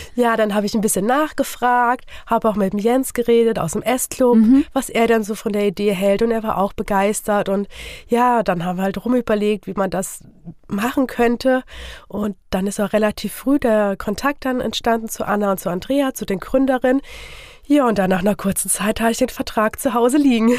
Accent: Fulda, Hesse, Germany; Ich bin geboren und aufgewachsen hier in Fulda.

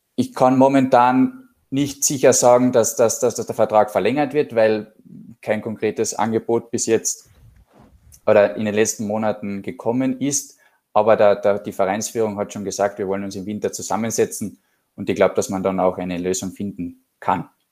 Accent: Klagenfurt, Carinthia, Austria; Wir sind beide ursprünglich aus Klagenfurt

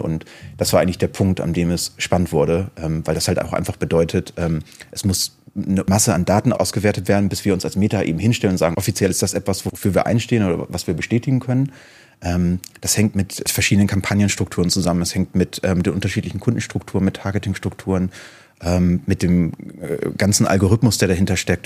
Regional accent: Hamburg, Germany; ich komme aus Hamburg

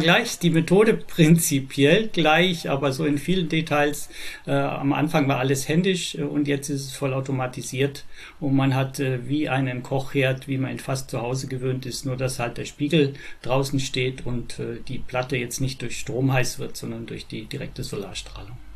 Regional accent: Innsbruck, Tyrol, Austria; now in Germany; also gebürtig bin ich aus Österreich in Innsbruck. Mittlerweile bin ich 66 Jahre alt, wohne jetzt in Deutschland

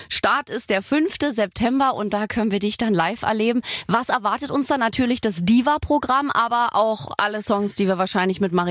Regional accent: Berlin, Germany; born there; weil als geborene Berlinerin, du bist ja auch in Berlin geboren

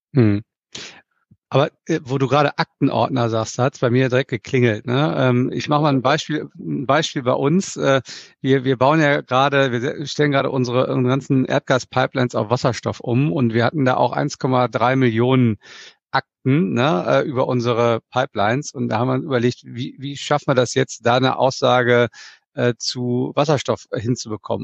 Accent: Germany

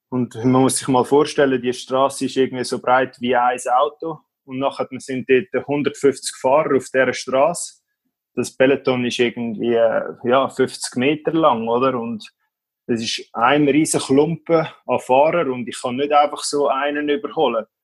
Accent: Schneisingen, Aargau, Switzerland; in unserem Dorf, wo ich aufgewachsen bin, in Schneisigen

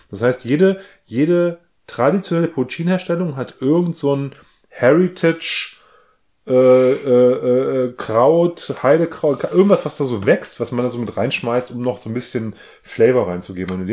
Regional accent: Northern Germany, Germany; ich komme ja aus, aus Norddeutschland, bin ein Kornkind, ne?

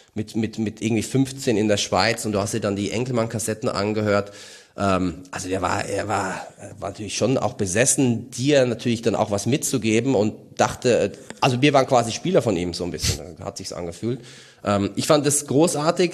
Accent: Mainz, Rhineland-Palatinate, Germany; als Mainzer

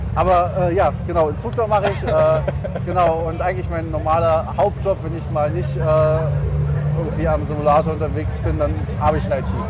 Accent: Germany; wir als Deutsche

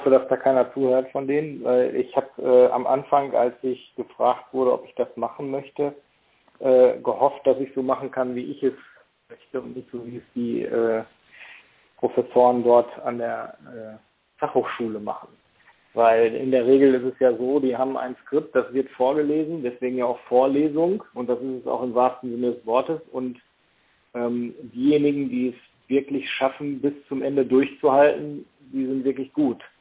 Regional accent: Paderborn, North Rhine-Westphalia, Germany; ich komme aus Paderborn.

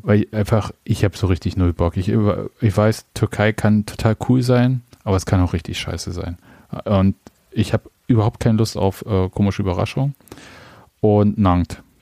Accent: Leipzig, Saxony, Germany; Ist ja schließlich meine Geburtsstadt

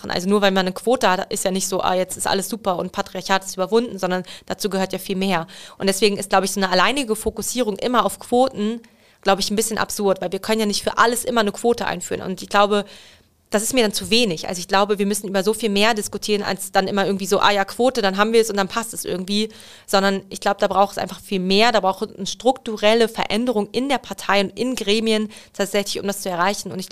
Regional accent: Hanover, Lower Saxony, Germany; Peinlich, aber. Als Hannoveranerin.

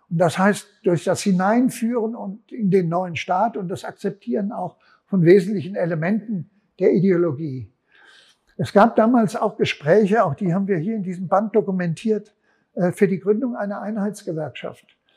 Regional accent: Frankfurt, Hesse, Germany; Offenbach, ich komme aus Frankfurt, Offenbach war so einer auch.

